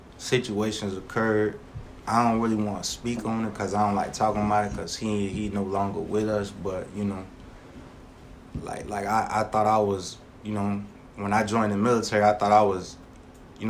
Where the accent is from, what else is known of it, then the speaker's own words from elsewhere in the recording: Savannah, Georgia, United States; growing up in Savannah at a young age